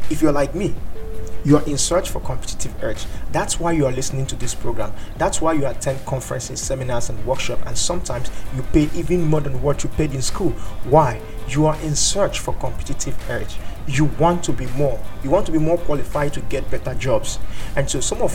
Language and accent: English; Nigeria; I'm from Nigeria